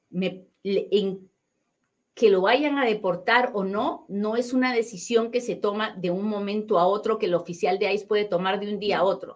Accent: Peru; now in United States; yo soy bien peruana

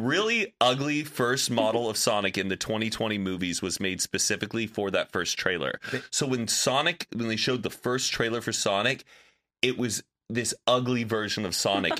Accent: the South, United States; I'm from the South, and I feel like they would hype it up that it's going to stick every time

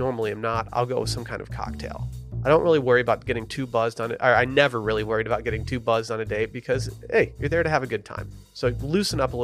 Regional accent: Harbor Springs, Michigan, United States; moved away as an adult; now in Texas, United States; my hometown of Harbor Springs

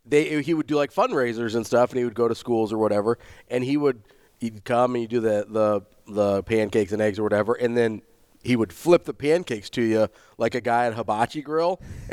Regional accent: Omaha, Nebraska, United States; I grew up in Millard.

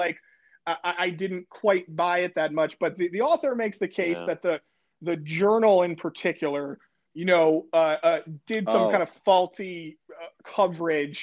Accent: Connecticut, United States; moved away; I grew up in Connecticut

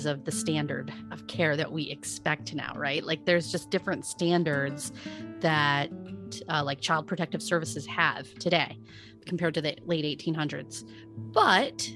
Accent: Omaha, Nebraska, United States; we're from Omaha. We grew up in Omaha most of our lives

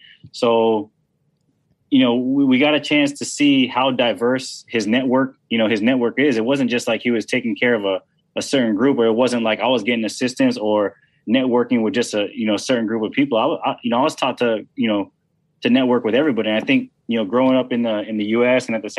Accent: Philippines; And people think that, I'm Filipino. Some people think I'm Spanish, some people think I'm mixed or whatever.

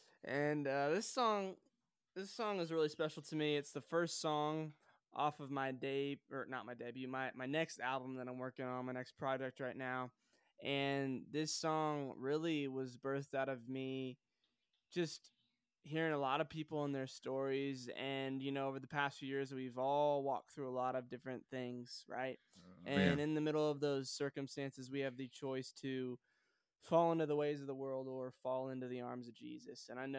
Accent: Sioux Falls, South Dakota, United States; also born or lived in Joplin, Missouri; now in Nashville, United States; I was born in Joplin, Missouri, and okay. I moved to Sioux Falls, South Dakota when I was 9 years old.

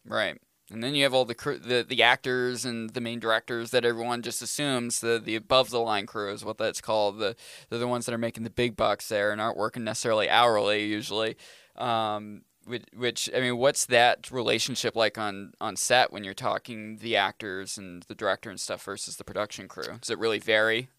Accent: Maine, United States; moved away as an adult; now in New Hampshire, United States; I'm a Mainer. It's like, I grew up in Maine

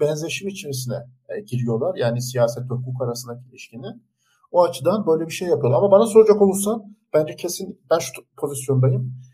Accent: Turkey; biz Türkler

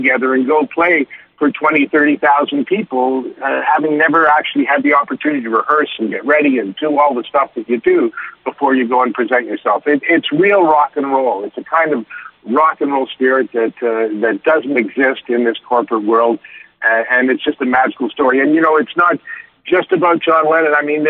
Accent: Canada; being a Canadian, I love Canadian stories

